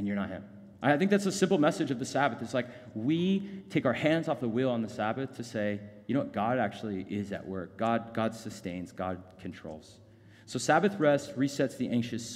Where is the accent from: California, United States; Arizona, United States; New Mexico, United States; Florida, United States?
Arizona, United States; Phoenix; I grew up in North Phoenix